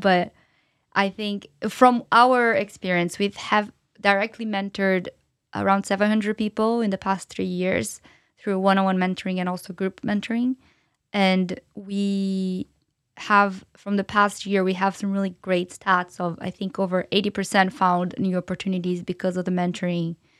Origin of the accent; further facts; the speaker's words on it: São Paulo, Brazil; moved away as an adult; now in London, United Kingdom; I'm from Brazil originally, as I mentioned, and I'm from São Paulo